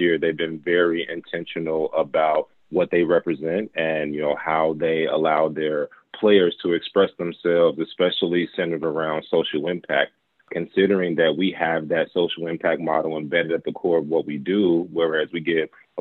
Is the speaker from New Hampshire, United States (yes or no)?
no; Gary, Indiana, United States; moved away; I'm originally from Gary, Indiana.